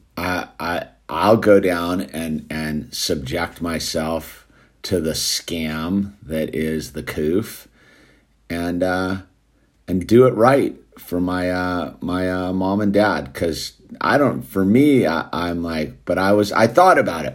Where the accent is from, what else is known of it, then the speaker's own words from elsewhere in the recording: United States; also born or lived in Los Angeles; I'm an American